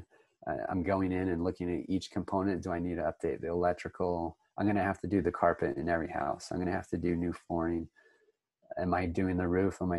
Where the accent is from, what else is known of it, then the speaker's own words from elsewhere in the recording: Utah, United States; born and raised in Utah. I own a house flipping company here in Utah